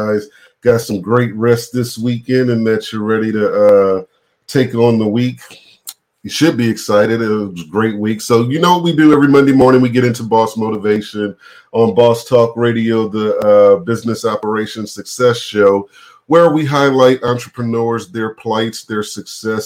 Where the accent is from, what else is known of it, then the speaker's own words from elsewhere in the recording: New Orleans, Louisiana, United States; I'm from New Orleans